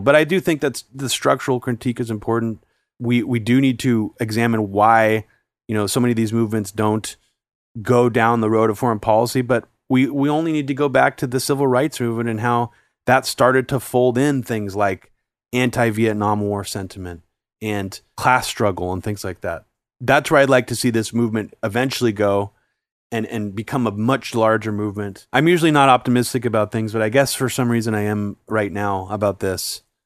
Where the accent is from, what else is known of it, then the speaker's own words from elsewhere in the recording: California, United States; I grew up in, like, the suburbs of California